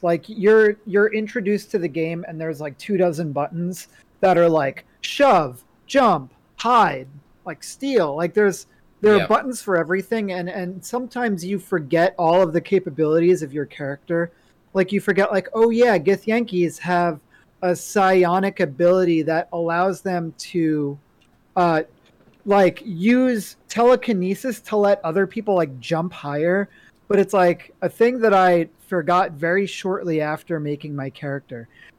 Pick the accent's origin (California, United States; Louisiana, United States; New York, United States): New York, United States; You know, I'm not a New Yorker anymore, right? Like they took that card away from me.